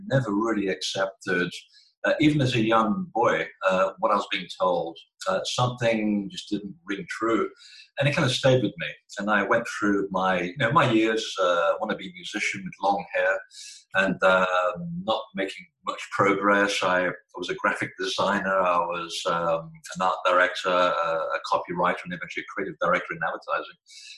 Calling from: Portland, Maine, United States; Portland, Maine. We're having a very unusual hot day.

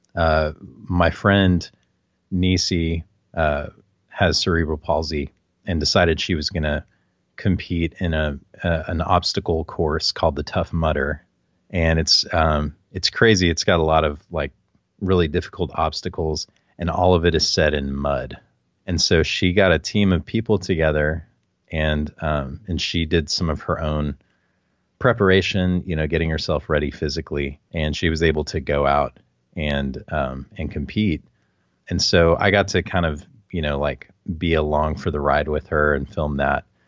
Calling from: San Antonio, Texas, United States; I'm calling from San Antonio, Texas.

